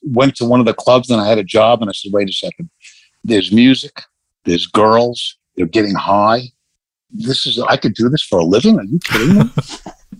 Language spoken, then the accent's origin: English; New York City, New York, United States; I grew up in Bayside, Queens